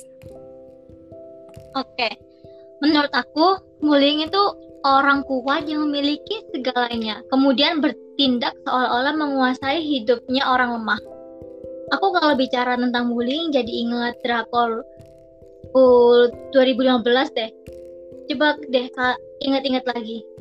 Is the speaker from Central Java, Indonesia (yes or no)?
no; Sidoarjo, East Java, Indonesia; Aku berasal dari Sidoarjo.